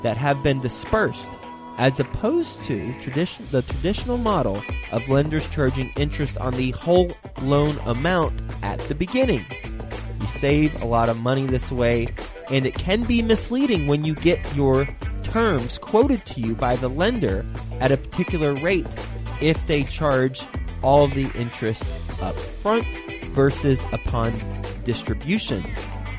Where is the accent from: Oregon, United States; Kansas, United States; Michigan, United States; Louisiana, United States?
Michigan, United States; Flint; born there; Yes. I was born in Flint, Michigan.